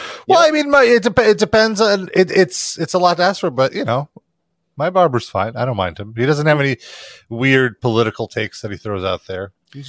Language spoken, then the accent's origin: English; New York City, New York, United States; They know of my origins and that I grew up on the Brighton Beach.